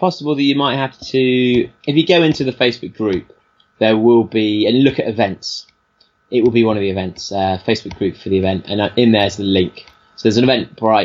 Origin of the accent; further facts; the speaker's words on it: London, United Kingdom; being a Londoner